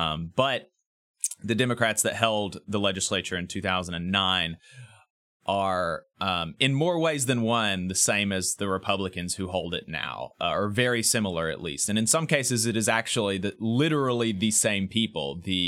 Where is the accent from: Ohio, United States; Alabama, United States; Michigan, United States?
Alabama, United States; Owens Crossroads; also born or lived in New Market; I was born in the Huntsville Hospital, September 11th, 1996. And I have never lived more than 35-40 minutes from the city center, although I've always lived very far from the city center. Grew up first in Owens Crossroads and then in New Marke